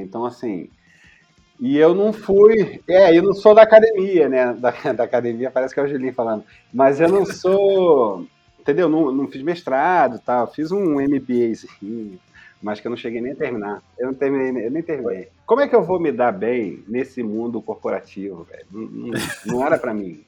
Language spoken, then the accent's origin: Portuguese; Rio de Janeiro, Brazil; muito carioca, de uma família de Madureira, mas eu nasci na maternidade Carmela Dutra, no Meier, que vem a ser a capital do subúrbio